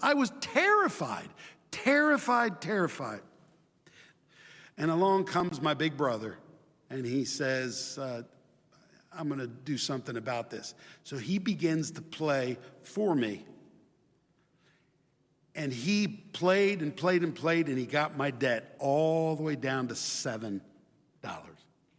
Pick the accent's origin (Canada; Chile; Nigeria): Chile; My brothers and I grew up in Chile, and we went to Chilean public schools, and my mom would teach us at home.